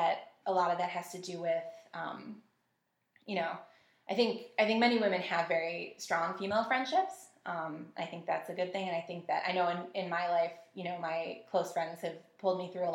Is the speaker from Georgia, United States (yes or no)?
no; Buffalo, New York, United States; also born or lived in Amherst, New York; I'm born and raised in the Buffalo area.